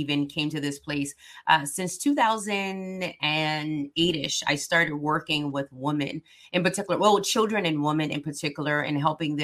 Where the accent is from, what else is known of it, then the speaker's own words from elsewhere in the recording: South Carolina, United States; I'm from South Carolina